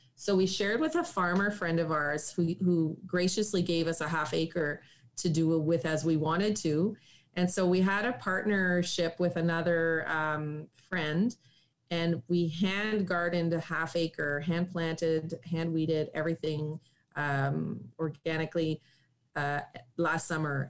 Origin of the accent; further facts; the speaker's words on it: Espanola, Ontario, Canada; moved away as an adult; also born or lived in Sudbury, Ontario / Ottawa, Ontario; I'm from Northern Ontario in Sudbury, and I grew up in the bush and on the side of a mountain in Espanola, Ontario, where my grandparents lived.